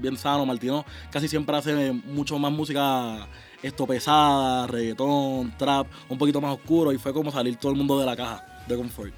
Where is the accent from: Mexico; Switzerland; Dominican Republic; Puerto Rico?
Puerto Rico; en mi país, en Puerto Rico